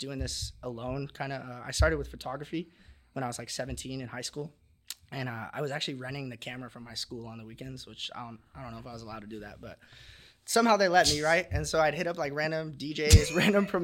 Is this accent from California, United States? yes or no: yes; Huntington Beach, California, United States; I'm from Huntington